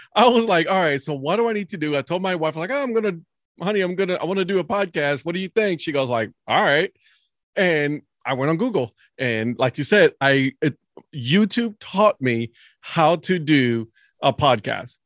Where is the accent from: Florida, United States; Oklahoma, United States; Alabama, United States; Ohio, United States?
Ohio, United States; Cleveland; I'm growing up in Cleveland